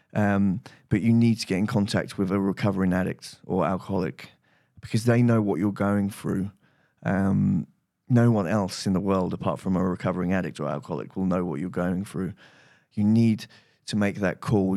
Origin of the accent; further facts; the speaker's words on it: United Kingdom; rehab, uh, that Russell Brand went to, funny enough, um, which was in my hometown.